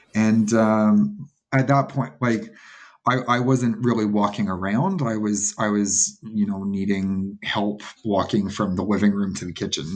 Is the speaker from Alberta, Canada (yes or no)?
no; Toronto, Ontario, Canada; I'm from Toronto, so paddleboarding was really taking off about 10 years ago here